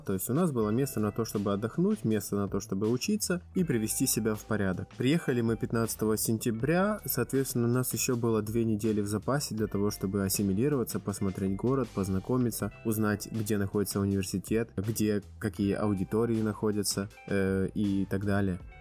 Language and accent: Russian; Bila Tserkva, Kyiv Oblast, Ukraine; moved away as an adult; now in Poznań, Poland; Я родился и вырос э, в Киевской области, в городе Белая Церковь, Украина